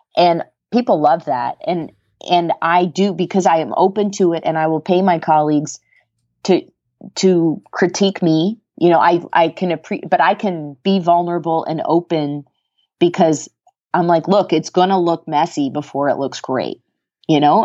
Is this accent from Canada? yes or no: yes; Canada; moved away as an adult; also born or lived in Colorado; now in United States; I'm Canadian